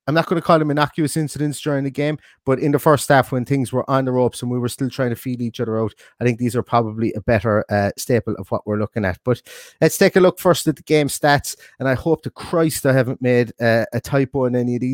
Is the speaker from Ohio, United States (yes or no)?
yes; Ohio, United States; Only comes to mind because I'm from Ohio.